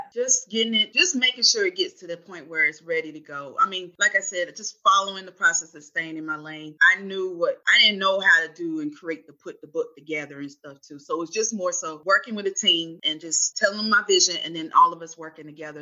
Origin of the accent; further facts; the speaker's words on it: Winston-Salem, North Carolina, United States; also born or lived in Charlotte, North Carolina; I'm from Winston, North Carolina. So I'm from North Carolina.